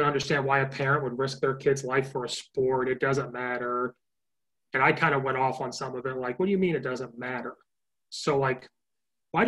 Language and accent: English; Oakwood, Illinois, United States; moved away; I'm from Oakwood.